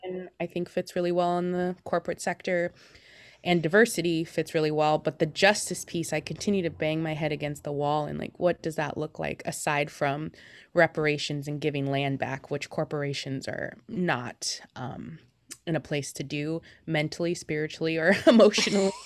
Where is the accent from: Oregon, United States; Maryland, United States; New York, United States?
Oregon, United States; Beaverton; also born or lived in Portland, Oregon; I've been born and raised in the Portland metro area. Um, most of the time I was in Beaverton